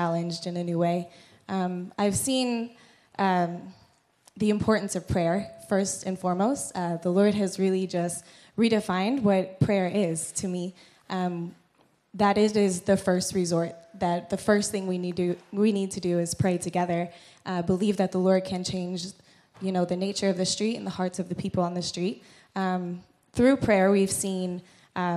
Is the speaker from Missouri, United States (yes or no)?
yes; Missouri, United States; moved away as an adult; I'm from Missouri in the States